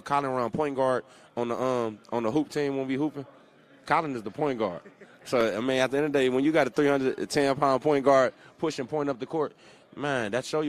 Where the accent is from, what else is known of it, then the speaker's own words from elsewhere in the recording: California, United States; Like, I grew up in South Central California. You didn't see a lot of type of, you know, you seen one color of people walking around. It was brown skin.